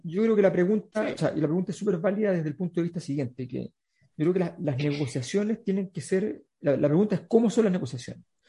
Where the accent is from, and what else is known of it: Chile